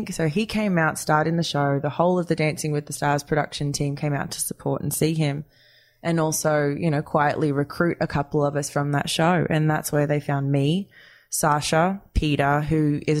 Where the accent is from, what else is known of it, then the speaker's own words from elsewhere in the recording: Wagga Wagga, New South Wales, Australia; in Australia, growing up in Wagga Wagga